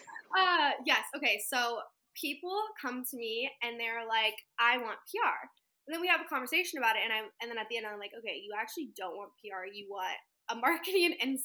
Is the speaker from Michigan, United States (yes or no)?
no; Central Valley, Northern California, United States; moved away as an adult; now in Los Angeles, United States; I am from Northern California, semi-small town